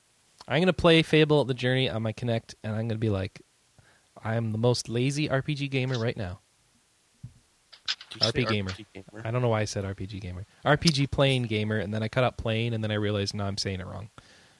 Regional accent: Omaha, Nebraska, United States; accent: Midwest; also born or lived in Rochester, New York; I have a more Midwest accent because I was born in Rochester, New York, and then spent more formative years in Omaha, Nebraska.

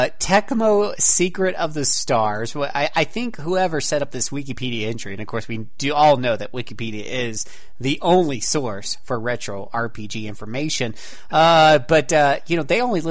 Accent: Florida, United States; I come from Florida, where we have a privately owned ABC on just about every corner

